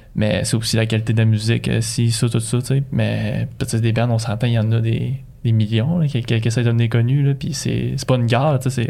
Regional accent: Magdalen Islands, Quebec, Canada; moved away; je viens des îles de la Madeleine

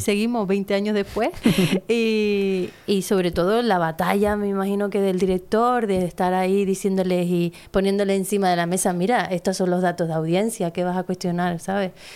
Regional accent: Teror, Canary Islands, Spain; yo nací aquí

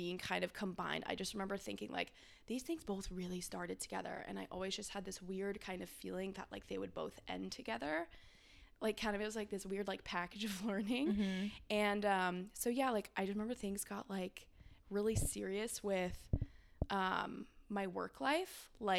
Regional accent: California, United States; moved away as an adult; also born or lived in Bay Area / Los Angeles; now in Austin, United States; I'm from California originally. I grew up on a hay ranch, and I kind of made my way through the Bay Area

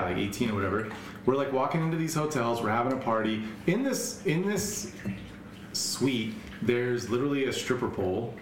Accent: Las Vegas, Nevada, United States; growing up in Vegas.

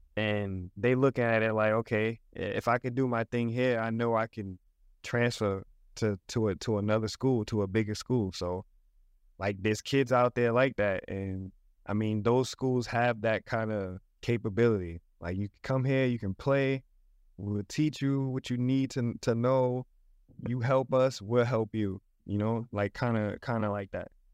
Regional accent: New York, United States; We, we grew up together in New York

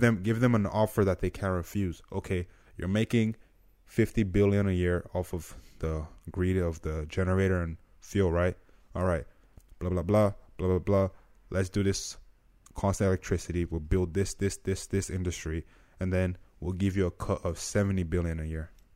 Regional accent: Nigeria; now in United States; I'm from Nigeria

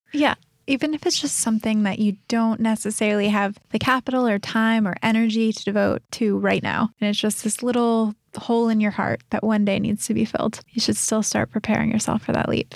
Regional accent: American Midwest, United States; moved away as an adult; also born or lived in New York City / Boulder, Colorado; now in Sydney, Australia; I grew up in the American Midwest

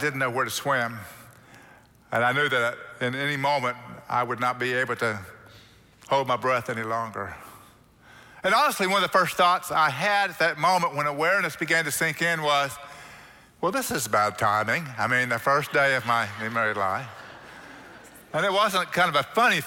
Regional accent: Oklahoma, United States; now in Texas, United States; growing up in Oklahoma, wasn't familiar with the beach too much.

